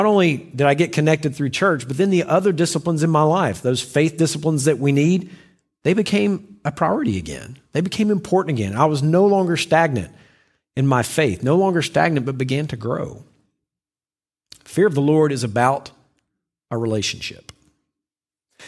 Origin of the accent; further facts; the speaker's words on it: the South, United States; When I was a child, I grew up in the South